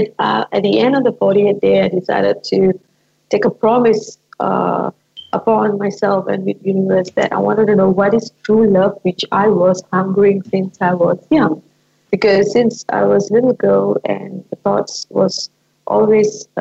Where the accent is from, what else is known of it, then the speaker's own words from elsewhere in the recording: Malaysia; from Malaysia